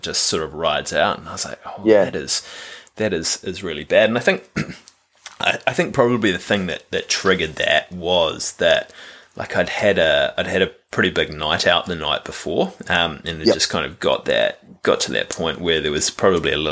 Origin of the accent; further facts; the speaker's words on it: New Zealand; growing up in New Zealand